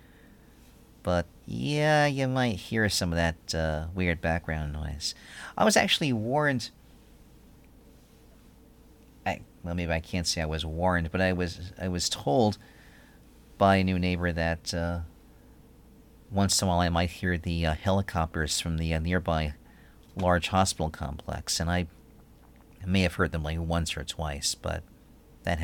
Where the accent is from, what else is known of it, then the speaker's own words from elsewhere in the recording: New York, United States; now in Philadelphia, United States; I'm from New York.